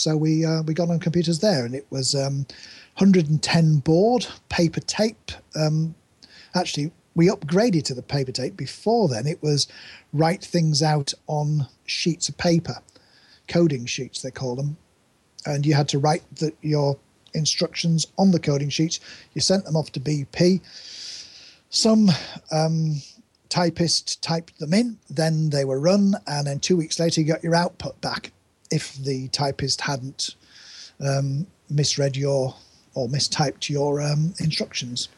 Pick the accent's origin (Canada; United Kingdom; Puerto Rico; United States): United Kingdom; Yorkshire and the Humber; I grew up in East Yorkshire